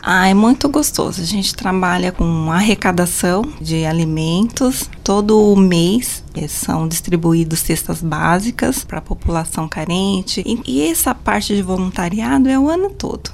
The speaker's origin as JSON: {"language": "Portuguese", "town": "Guarujá", "region": "São Paulo", "country": "Brazil", "tie": "born or raised there", "moved": "yes", "said": "Eu nasci no Guarujá, né? A paixão acho que vem de lá. E meu pai trabalhou um bom tempo no Guarujá e depois a gente acabou subindo a serra"}